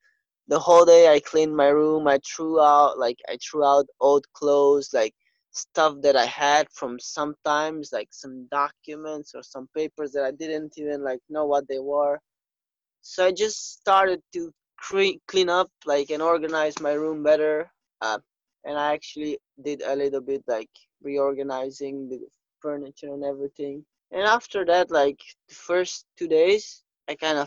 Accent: North Macedonia; moved away as an adult; now in Portugal; Yeah, I'm from Macedonia. So in February this year, 2020, I came to Portugal on the 3rd of February. But before that, all my life, I've lived in Macedonia.

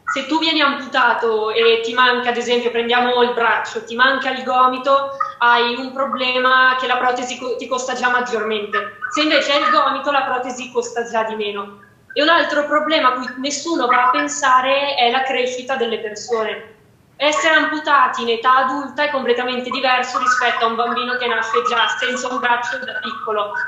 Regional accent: Fagnano Olona, Lombardy, Italy; Fagnano Lona, che è il mio paese dove vivo, dove sono nata

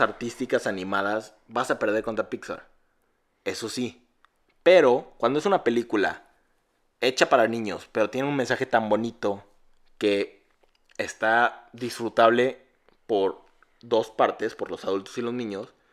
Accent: Mexico; yo no soy británico, soy un mexicanote

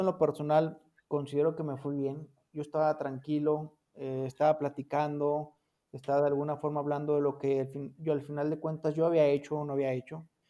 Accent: Fresnillo, Zacatecas, Mexico; moved away; Yo soy originario de Fresnillo, Zacatecas

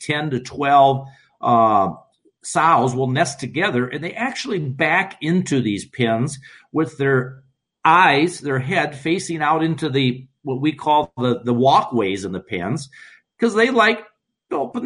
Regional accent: Iowa, United States; We're from Iowa

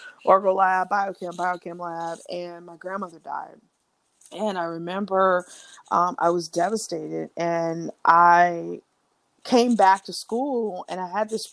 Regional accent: South Carolina, United States; also born or lived in Baltimore; I'm from South Carolina, born and raised

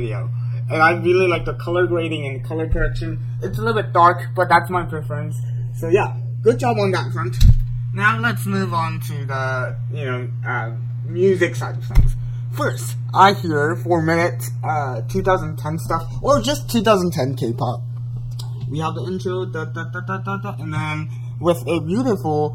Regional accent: South Korea; I'm from South Korea

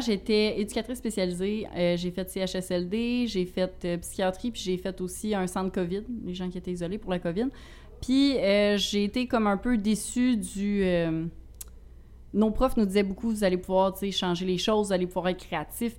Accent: Rivière-du-Loup, Quebec, Canada; je viens de, du Bas-Saint-Laurent, Rivière-du-Loup

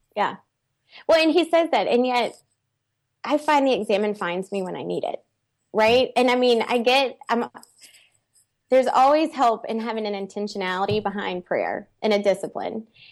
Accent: Baton Rouge, Louisiana, United States; I'm from Baton Rouge

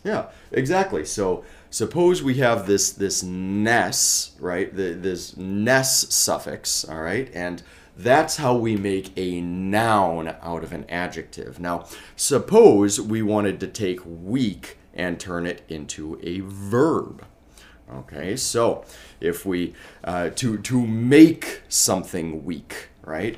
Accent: Colorado, United States; moved away as an adult; also born or lived in Alaska / Asia; now in Warsaw, Poland; Originally, I'm from Colorado

